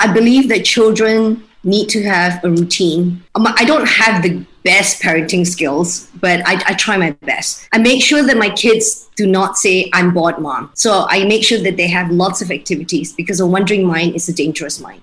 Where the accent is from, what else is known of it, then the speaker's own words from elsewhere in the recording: Kuching, Sarawak, Malaysia; moved away as an adult; also born or lived in Australia / Singapore; now in Kuala Lumpur, Malaysia; So I grew up in Kuching, lived there for 19 years before I moved to Australia to study